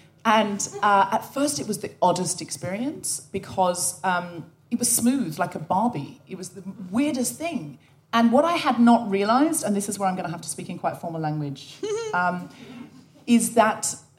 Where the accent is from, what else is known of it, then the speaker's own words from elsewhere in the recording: Australia; now in United Kingdom; never went back to Australia to live, and always figured that though I felt more British, identify as British, that there was a little bit of Australian still in me.